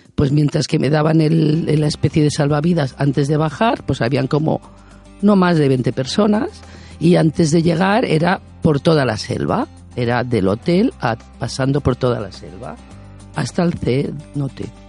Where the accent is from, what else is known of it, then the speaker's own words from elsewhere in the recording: Extremadura, Spain; now in Barcelona, Spain; estoy en Barcelona, me considero catalana, pero soy de Extremadura